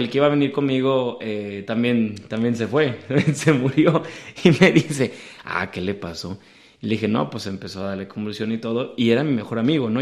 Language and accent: Spanish; Guadalajara, Jalisco, Mexico; aquí la altitud hace que el, bolillo se haga el virote salado